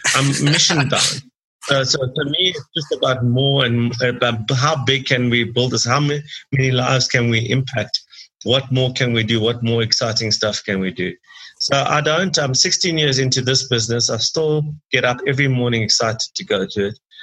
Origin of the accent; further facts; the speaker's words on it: Durban, KwaZulu-Natal, South Africa; I grew up in Durban in South Africa